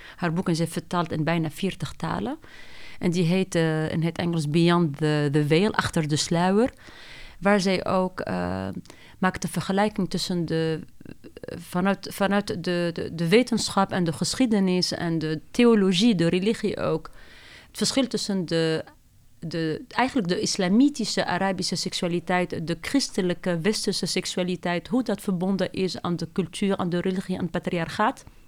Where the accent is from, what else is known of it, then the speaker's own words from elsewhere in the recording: Tunisia; Dutch is a second language; moved away as an adult; also born or lived in France; now in Netherlands; ben ik opgegroeid in Tunesië en niet in Nederland